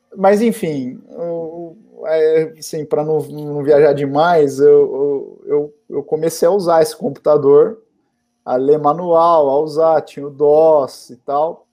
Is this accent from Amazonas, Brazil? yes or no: no; Guarulhos, São Paulo, Brazil; eu sou nascido em Guarulhos